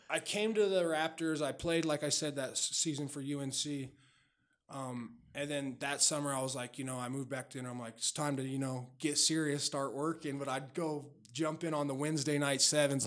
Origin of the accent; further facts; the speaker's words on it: Denver, Colorado, United States; also born or lived in Wheat Ridge / Lakewood / Golden; I was born at the old Saint Joe's Hospital, which, for people that don't know, that was right by Sloan's Lake. And then I grew up in North Denver